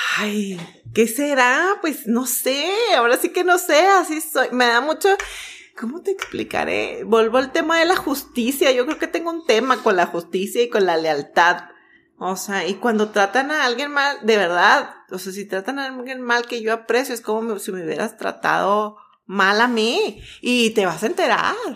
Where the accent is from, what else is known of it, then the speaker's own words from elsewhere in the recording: Mexico; also born or lived in Vancouver, Canada; Salimos de la misma escuela, somos mexicanas